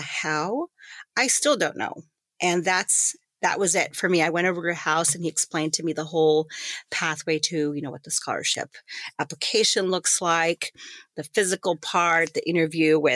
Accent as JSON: {"language": "English", "town": "Greeley", "region": "Colorado", "country": "United States", "tie": "born or raised there", "also_born_or_lived": "El Paso, Texas / Tucson, Arizona", "said": "So I actually grew up in northern Colorado, the Greeley-Evans area."}